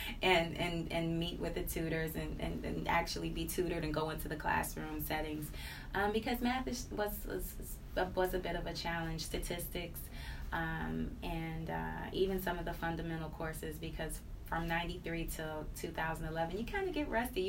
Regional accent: Cleveland, Ohio, United States; I grew up in the inner city, Martin Luther King and Union. I am a product of Cleveland Public Schools

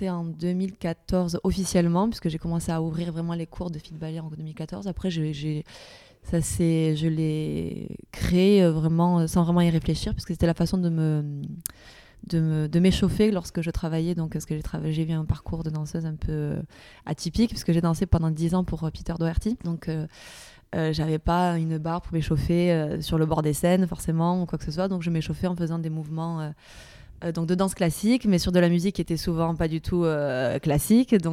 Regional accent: Perpignan, Occitania, France; accent: southern; also born or lived in Paris; 31 ans et je viens de Perpignan, dans le sud de la France.

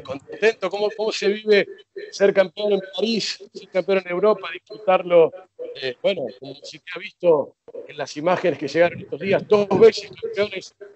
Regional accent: Argentina; nosotros los argentinos

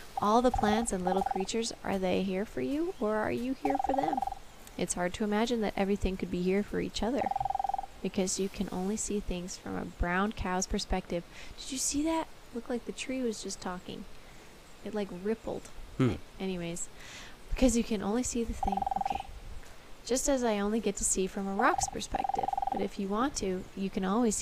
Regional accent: Canada; accent: Canadian; my Canadian accent just came through

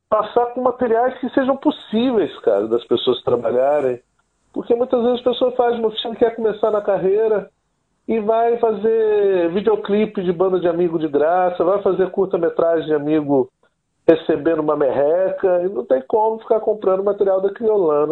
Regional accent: Guarapari, Espírito Santo, Brazil; Eu sou capixaba, sou aqui do Espírito Santo, de uma cidade chamada Guarapari. Cresci aqui numa aldeia de pescadores chamada Perocão

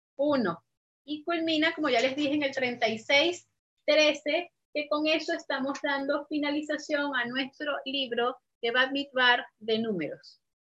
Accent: Venezuela; moved away as an adult; desde que tuve que salir de Venezuela

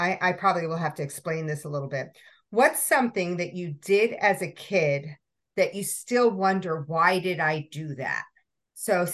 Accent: New York City, New York, United States; I grew up in Brooklyn

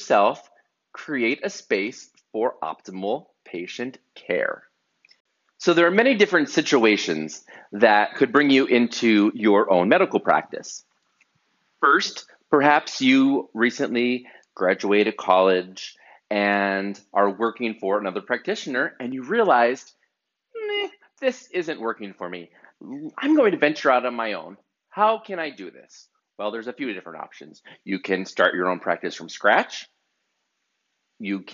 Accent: northeastern Pennsylvania, United States; an amazing architecture firm in my hometown in northeastern Pennsylvania

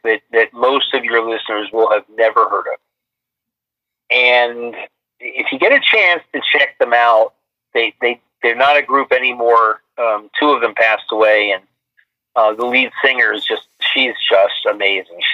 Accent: New York City, New York, United States; also born or lived in Westchester, New York; I was from Brooklyn originally, then Westchester

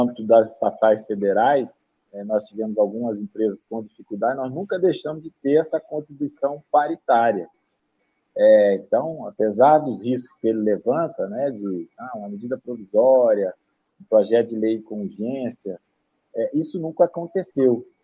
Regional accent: Minas Gerais, Brazil; eu sou mineiro, lá em Minas, o, o estado de Minas não está honrando o pagamento das pensões

